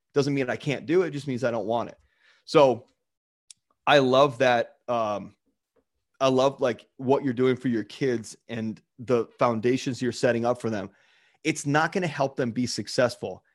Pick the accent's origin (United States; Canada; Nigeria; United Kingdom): United States; Baltimore, Maryland; the town I grew up in in Baltimore